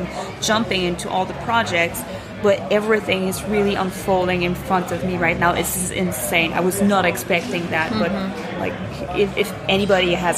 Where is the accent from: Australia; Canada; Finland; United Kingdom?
Canada; Montreal, Quebec; moved away as an adult; now in Zurich, Switzerland; So, I'm from Montreal.